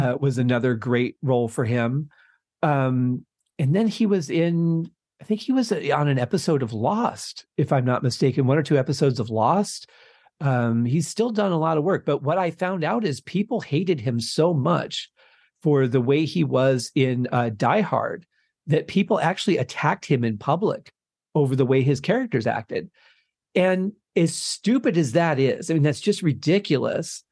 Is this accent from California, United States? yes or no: no; Detroit, Michigan, United States; Growing up in Detroit, we had access to some Canadian radio stations